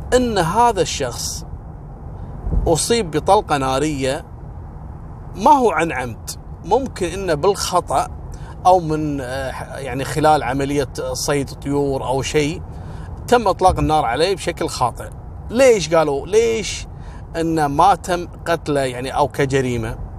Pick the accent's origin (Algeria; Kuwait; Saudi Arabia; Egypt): Kuwait; عندنا في الكويت